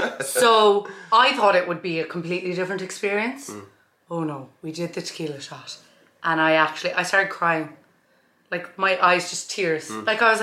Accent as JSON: {"language": "English", "region": "County Kerry", "country": "Ireland", "said": "I was in Dublin recently. They were like, you don't sound like you're from Kerry."}